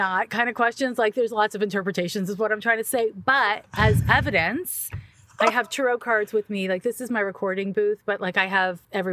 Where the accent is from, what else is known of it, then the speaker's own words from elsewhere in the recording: Montreal, Quebec, Canada; I'm from Quebec, Montreal, Quebec. So we have a different school system there